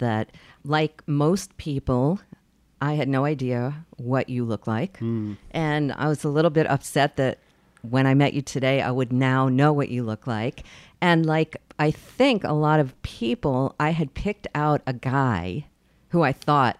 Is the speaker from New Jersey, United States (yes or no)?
no; New York City, New York, United States; I'm really glad to be here in my hometown, the East Village